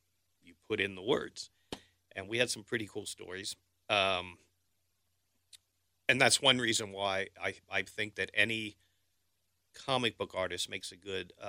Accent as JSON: {"language": "English", "town": "Cincinnati", "region": "Ohio", "country": "United States", "tie": "born or raised there", "also_born_or_lived": "Kentucky / Florida", "said": "I was born and raised here in Cincinnati, and you know, with a couple of detours to a couple of different places, a couple of different states."}